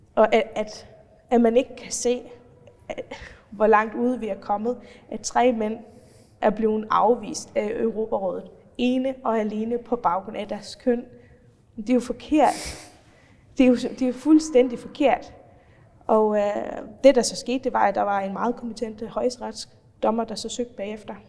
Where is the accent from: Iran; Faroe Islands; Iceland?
Faroe Islands; accent: Faroese; moved away as an adult; also born or lived in North Jutland; now in Denmark; jeg har altid boet på Færøerne før det, opvokset og færøsk familie